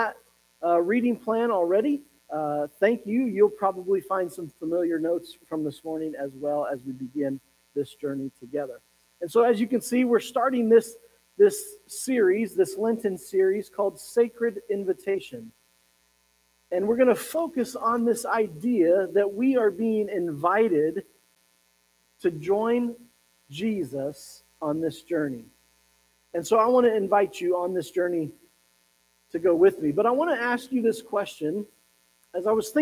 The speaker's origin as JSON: {"language": "English", "town": "Pueblo", "region": "Colorado", "country": "United States", "tie": "born or raised there", "said": "I was growing up in Pueblo, Colorado"}